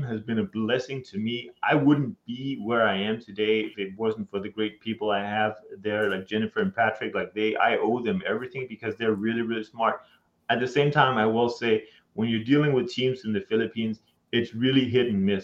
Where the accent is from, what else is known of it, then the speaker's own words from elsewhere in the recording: Denmark; moved away as an adult; now in United States; I'm from Denmark.